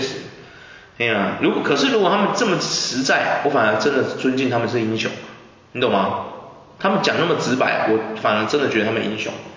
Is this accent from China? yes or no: no; Taiwan; 因为我们台湾人很 peace 呢，不太会去干咬别人呢